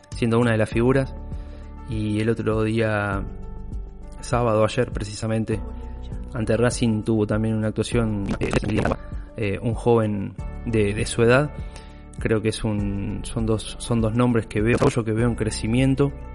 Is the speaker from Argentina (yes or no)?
yes; Santa Fe, Argentina; como santafesinos